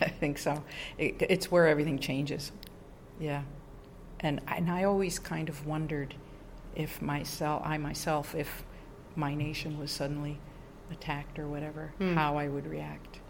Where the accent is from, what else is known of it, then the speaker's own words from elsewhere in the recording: New York, United States; moved away as an adult; also born or lived in Bogota, Colombia; I'm from New York State originally, so my whole family's there, just outside of New York City